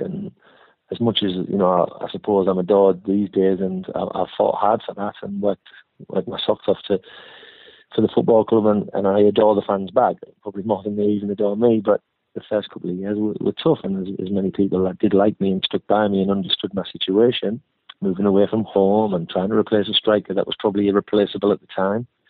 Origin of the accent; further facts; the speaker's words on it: Hartlepool, North East England, United Kingdom; moved away as an adult; also born or lived in Bournemouth; I'm from Hartlepool